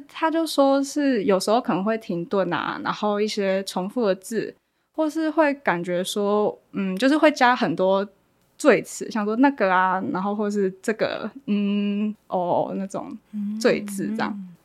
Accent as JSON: {"language": "Chinese", "region": "Kaohsiung", "country": "Taiwan", "said": "我是高雄人，然后我，我之前大学是读药学系的，然后今年很有，很幸运考上学士后医学系"}